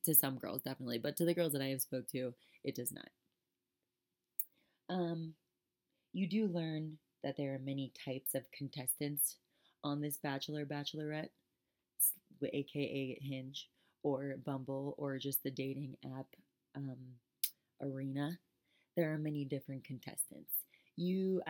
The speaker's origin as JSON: {"language": "English", "region": "South Florida", "country": "United States", "moved": "yes", "said": "I'm from South Florida."}